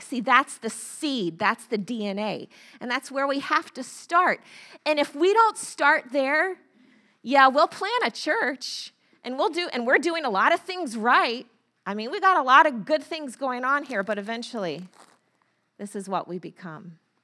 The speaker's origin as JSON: {"language": "English", "region": "Florida", "country": "United States", "tie": "born or raised there", "moved": "yes", "said": "I grew up in Florida"}